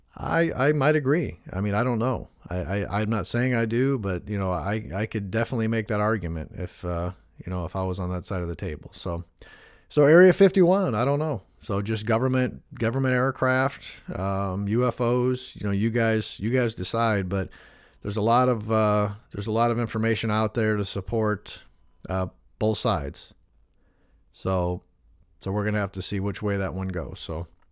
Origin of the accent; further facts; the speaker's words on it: Northwest Indiana, United States; me growing up in Northwest Indiana in the Chicagoland area